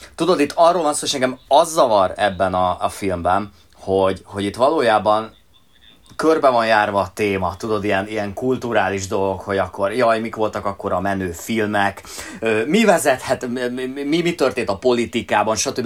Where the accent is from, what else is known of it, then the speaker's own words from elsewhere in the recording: Hungary; mi itt Magyarországon a Sziget Fesztivállal a seggünkben nőttünk föl